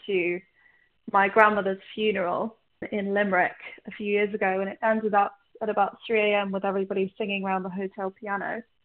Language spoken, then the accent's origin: English; London, United Kingdom; also born or lived in Ireland; I grew up in London mainly. I grew up in between here and Ireland, and obviously my family's Egyptian